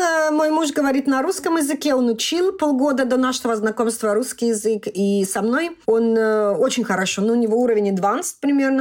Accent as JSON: {"language": "Russian", "country": "Russia", "also_born_or_lived": "Mannheim, Germany", "moved": "as an adult", "lives_now": "Germany", "said": "я из России"}